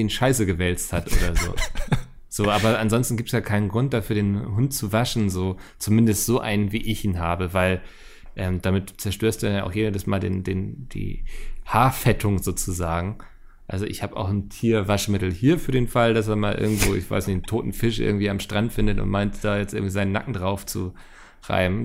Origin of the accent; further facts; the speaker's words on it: Northern Germany, Germany; als Norddeutscher